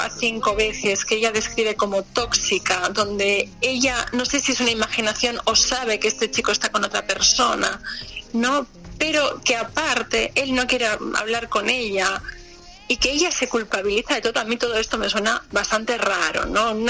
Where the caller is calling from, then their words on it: Canary Islands, Spain; de Gran Canaria.